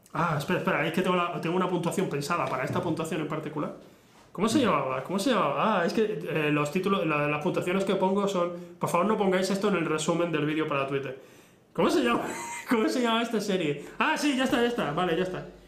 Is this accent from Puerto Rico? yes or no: no; Spain; soy español